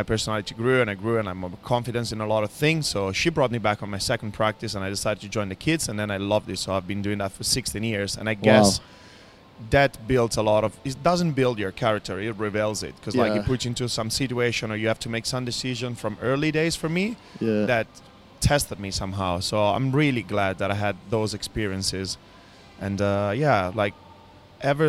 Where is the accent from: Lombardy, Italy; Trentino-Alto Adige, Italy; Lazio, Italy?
Lombardy, Italy; Rho; English is a second language; moved away as an adult; also born or lived in London / Bali, Indonesia; now in Dubai, United Arab Emirates; I'm from Ro, which is a little town just right outside Milano in Italy